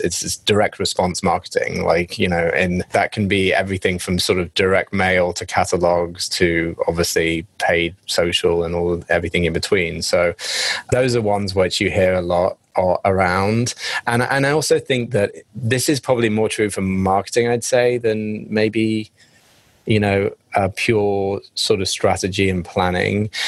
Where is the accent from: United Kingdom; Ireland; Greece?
United Kingdom; England; accent: English; now in United States; my English accent